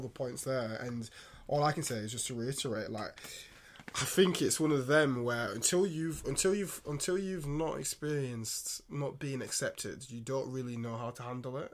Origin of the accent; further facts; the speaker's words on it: England, United Kingdom; an English-born uh, boy in this country